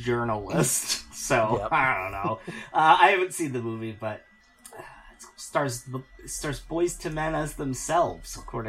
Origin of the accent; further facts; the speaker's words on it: near Philadelphia, Pennsylvania, United States; I grew up near Philadelphia